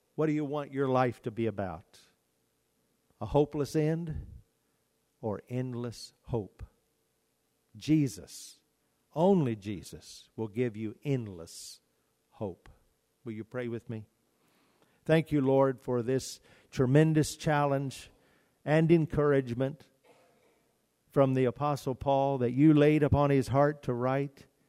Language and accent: English; United States; as Americans, we, we are so blessed to live in the United States